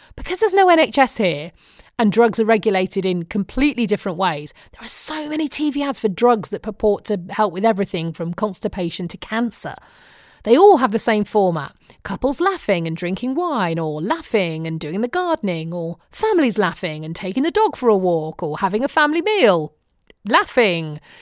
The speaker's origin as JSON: {"language": "English", "country": "United Kingdom", "accent": "British", "moved": "as an adult", "lives_now": "United States", "said": "my British accent"}